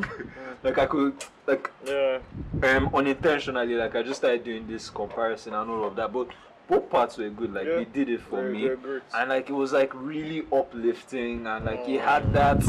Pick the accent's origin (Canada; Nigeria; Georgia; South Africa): Nigeria; I'm Nigerian.